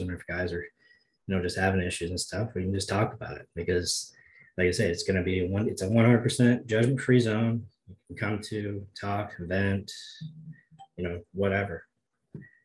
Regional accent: Missouri, United States; My hometown that I live outside of Blytheville is only 192 people.

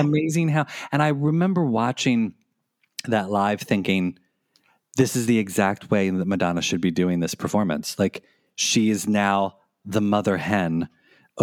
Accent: United States; accent: American; my awful American accent

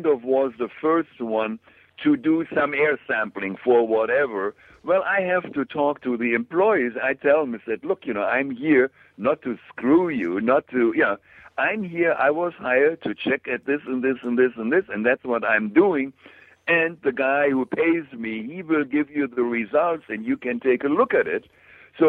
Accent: Germany; moved away as an adult; I'm a Class A machinist from Germany, and in my hometown was a company

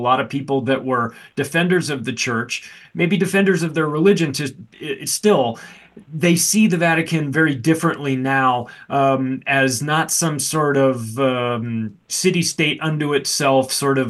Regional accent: Canada; But I'm curious about this as a Canadian.

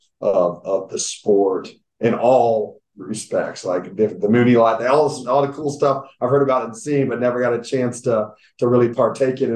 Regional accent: Kansas City, Missouri, United States; moved away as an adult; now in Berea, United States; I'm originally from Kansas City, like, and my whole family's from Kansas City

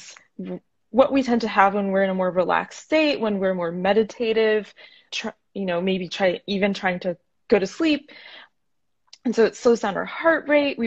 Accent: Florida, United States; also born or lived in Northeast United States; now in Portland, United States; I'm originally from Florida

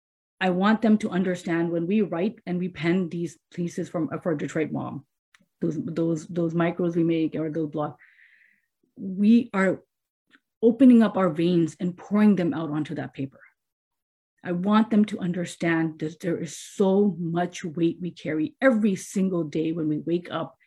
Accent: India; because I come from India, but Muslims are considered minority there, not majority there in certain places.

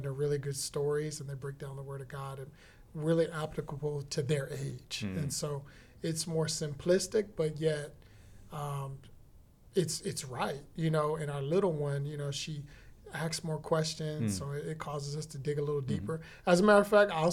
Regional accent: Washington, District of Columbia, United States; moved away as an adult; now in Texas, United States; I'm originally from Washington, D.C. area. Moved here about 7 years ago to Texas

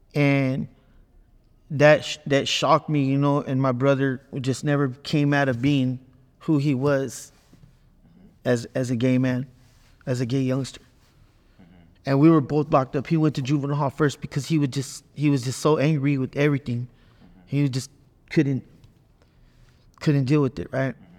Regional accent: Watsonville, California, United States; moved away as an adult; now in Arizona, United States; I'm from Watsonville, California

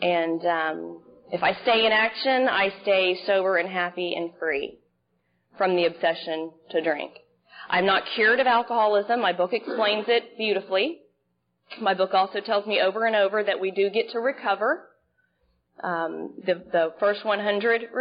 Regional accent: Dallas, Texas, United States; moved away as an adult; also born or lived in Dana Point, California; now in Seal Beach, United States; I'm originally from Dallas, Texas

